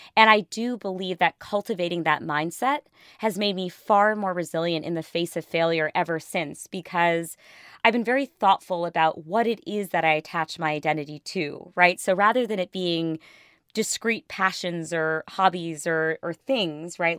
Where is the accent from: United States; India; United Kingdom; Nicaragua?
India; I'm Indian